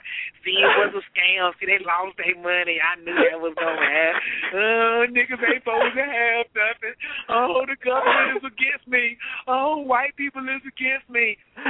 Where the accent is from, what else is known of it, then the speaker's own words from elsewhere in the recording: North Carolina, United States; Boy, this North Carolina boy, what's wrong with you? Everybody's always talking about my accent.